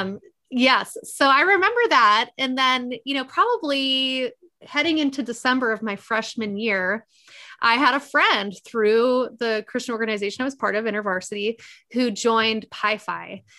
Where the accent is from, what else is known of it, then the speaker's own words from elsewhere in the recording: Midwest, United States; accent: nasal Midwesterner; got the nasal Midwesterner